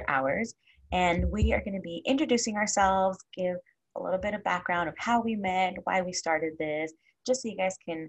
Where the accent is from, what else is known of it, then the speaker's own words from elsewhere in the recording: Inland Empire, California, United States; I am from the Inland Empire